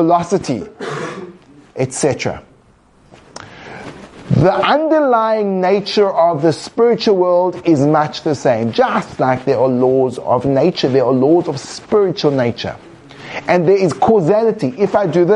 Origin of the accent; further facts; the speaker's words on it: England, United Kingdom; I come from England